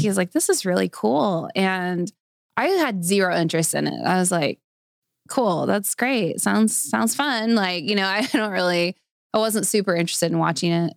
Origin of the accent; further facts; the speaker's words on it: Springdale, Arkansas, United States; I grew up in Springdale, so I've been here my whole life. I've never lived anywhere else.